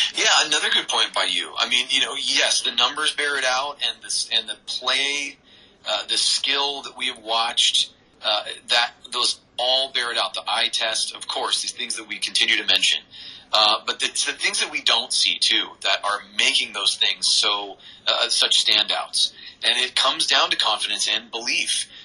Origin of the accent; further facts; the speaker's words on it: Seattle, Washington, United States; that's my, my hometown where I was born